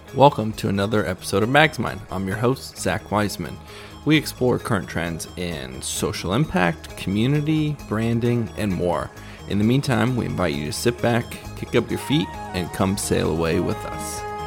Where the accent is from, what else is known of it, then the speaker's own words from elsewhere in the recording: Dallas, Texas, United States; … and I grew up together in in Dallas, Texas.